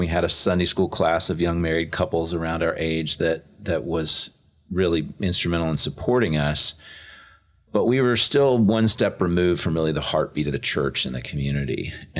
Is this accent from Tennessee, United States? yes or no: yes; Chattanooga, Tennessee, United States; moved away as an adult; now in Atlanta, United States; we interned at Lookout Mountain Presbyterian Church in my hometown of Chattanooga during seminary